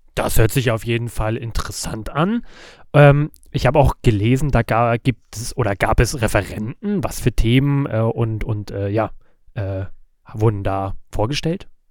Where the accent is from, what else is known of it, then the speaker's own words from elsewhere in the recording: Lübeck, Schleswig-Holstein, Germany; meiner Geburtsstadt Lübeck